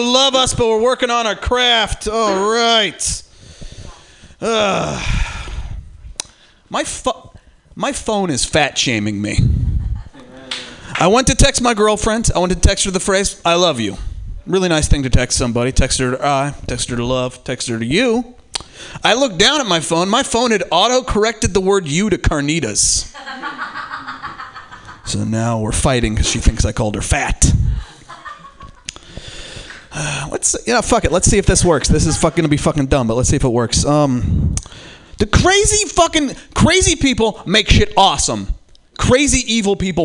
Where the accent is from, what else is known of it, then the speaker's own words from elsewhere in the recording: Eureka, California, United States; I am from Humboldt County. I'm from Eureka